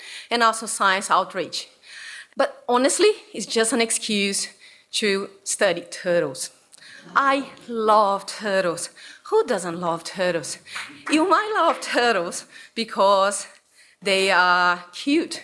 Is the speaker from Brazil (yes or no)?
yes; Brazil; English is a second language; now in Australia; I come from Brazil.